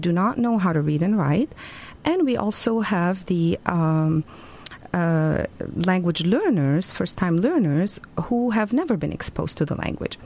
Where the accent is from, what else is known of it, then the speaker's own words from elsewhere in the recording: Beirut, Beirut Governorate, Lebanon; first language Arabic; English is a second language; moved away as an adult; now in United States; I was born in Beirut, Lebanon, and um, born and raised uh, speaking Arabic